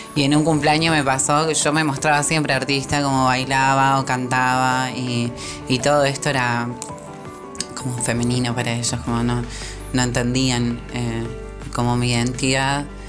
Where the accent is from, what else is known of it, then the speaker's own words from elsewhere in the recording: Rosario, Santa Fe, Argentina; yo allá cuando era chica en Rosario